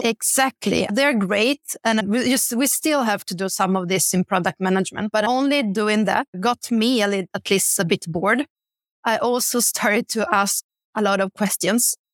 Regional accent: Bergamo, Lombardy, Italy; moved away as an adult; also born or lived in Milan; now in Stockholm, Sweden; where I'm from, in Italy, I'm from a city called Bergamo, and I started my career in Milan

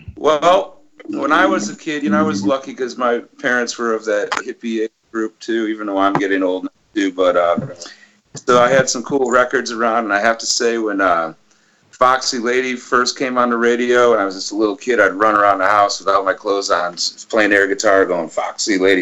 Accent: Detroit, Michigan, United States; as a you know white boy growing up in Detroit

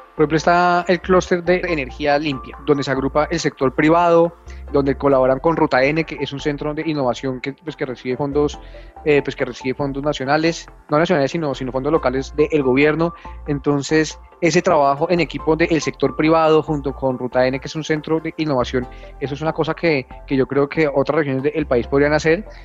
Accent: Colombia; somos todos los colombianos

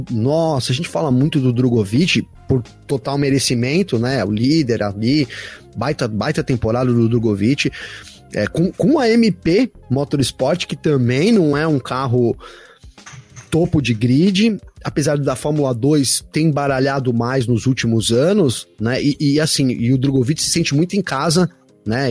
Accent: Brazil; eu sou brasileiro

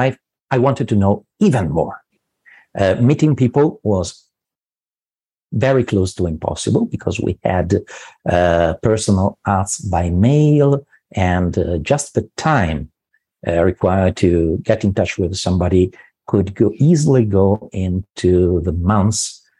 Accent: Milan, Lombardy, Italy; I'm from Milan as well

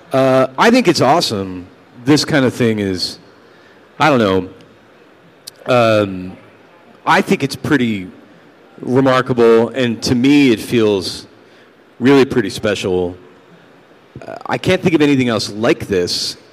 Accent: New York, United States; See, I'm from New York. Sorry. Hey. I would be a slice of Joe's on Bleecker Street.

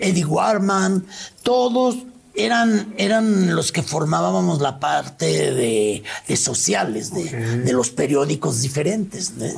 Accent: León, Guanajuato, Mexico; yo de León

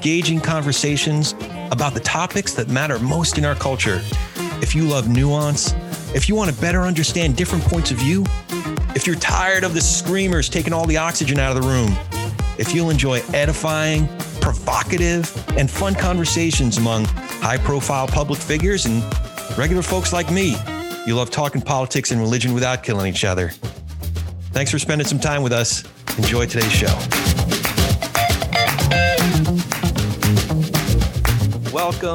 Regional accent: Santa Clarita, California, United States; We're north of Los Angeles in Santa Clarita Valley

